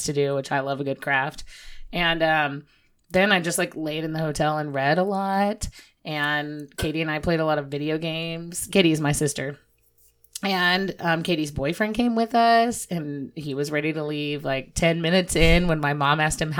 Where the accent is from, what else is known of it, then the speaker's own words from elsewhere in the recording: Midland, Texas, United States; moved away as an adult; now in Fort Worth, United States; I grew up in Midland